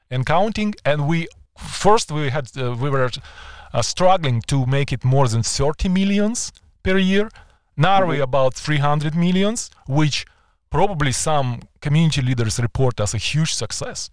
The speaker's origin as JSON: {"language": "English", "region": "Kyiv", "country": "Ukraine", "tie": "born or raised there", "second_language": "English", "moved": "as an adult", "lives_now": "Canada", "said": "I am just back from visiting Ukraine, my hometown of Kiev"}